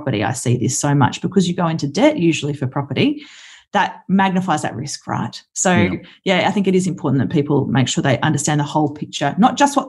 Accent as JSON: {"language": "English", "town": "Brisbane", "region": "Queensland", "country": "Australia", "tie": "born or raised there", "also_born_or_lived": "Kalgoorlie", "moved": "as an adult", "said": "I grew up in Brisbane"}